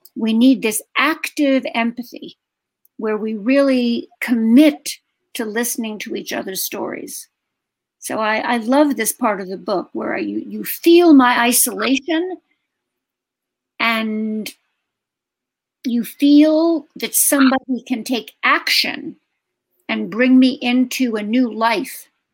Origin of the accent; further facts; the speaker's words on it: New York City, New York, United States; moved away as an adult; I was from Brooklyn, from a working class family in Brooklyn